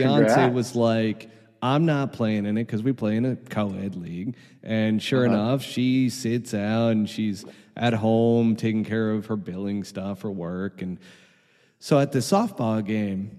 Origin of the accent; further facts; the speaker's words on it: New York, United States; now in Arizona, United States; as a New Yorker